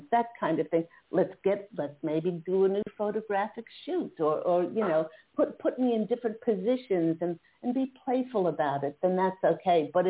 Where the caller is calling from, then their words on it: Philadelphia, Pennsylvania, United States; … from Philadelphia, Pennsylvania.